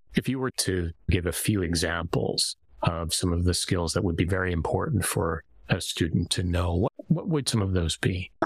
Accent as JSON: {"language": "English", "country": "Canada", "also_born_or_lived": "Japan", "said": "as a Canadian, where I was raised"}